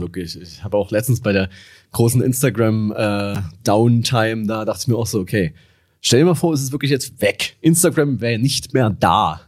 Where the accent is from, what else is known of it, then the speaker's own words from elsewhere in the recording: Dresden, Saxony, Germany; wo ich herkomme. Und ich meinte so, ja, aus Dresden